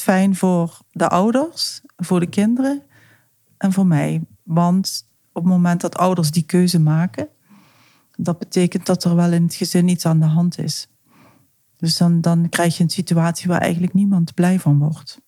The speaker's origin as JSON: {"language": "Dutch", "region": "South Limburg", "country": "Netherlands", "moved": "as an adult", "lives_now": "Amsterdam, Netherlands", "said": "Zoals je weet, kom ik uit Zuid-Limburg."}